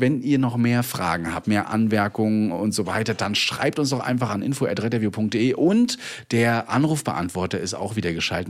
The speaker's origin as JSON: {"language": "German", "town": "Rostock", "region": "Mecklenburg-Vorpommern", "country": "Germany", "said": "bei uns in Rostock"}